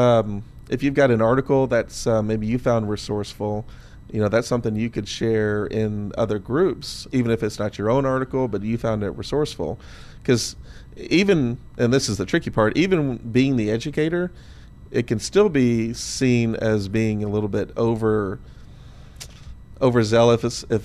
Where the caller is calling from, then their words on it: Seattle, Washington, United States; I'm following you from Seattle, so I'm going to join your subgroup of all your Seattle listeners.